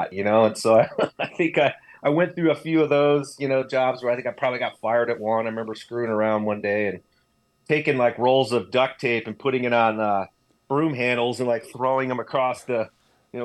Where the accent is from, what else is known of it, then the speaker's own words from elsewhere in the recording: Northeast Ohio, United States; I grew up in Northeast Ohio, actually like east of Cleveland up on Lake Erie